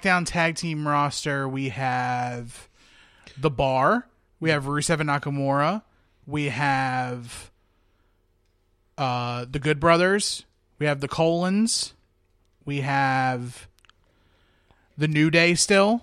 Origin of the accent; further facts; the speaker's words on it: Virginia, United States; moved away; I'm originally from Virginia